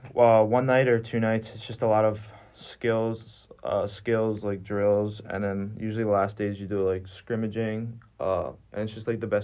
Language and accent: English; Baltimore, Maryland, United States; moved away; I'm from Baltimore, Maryland